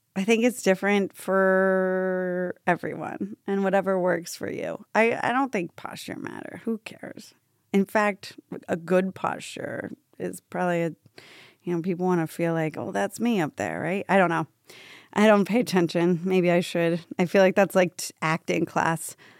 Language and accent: English; Tampa, Florida, United States; now in New York, United States; I grew up in Tampa, Florida